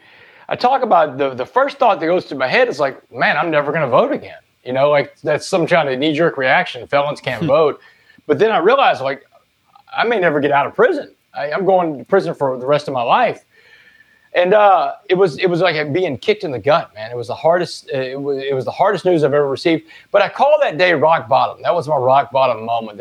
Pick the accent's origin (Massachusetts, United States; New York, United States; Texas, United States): Texas, United States; I was a great athlete growing up in Texas